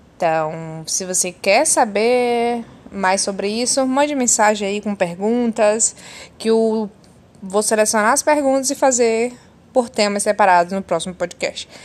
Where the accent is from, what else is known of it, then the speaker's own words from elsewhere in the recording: Bahia, Brazil; Eu sou da Bahia, tenho 24 anos